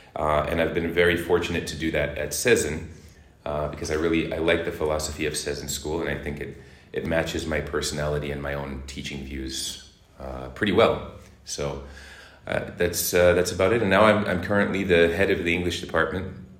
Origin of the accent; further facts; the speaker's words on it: Boston, Massachusetts, United States; moved away as an adult; also born or lived in Hong Kong; now in Turkey; Boston is my hometown, and I've been in Turkey since 2016.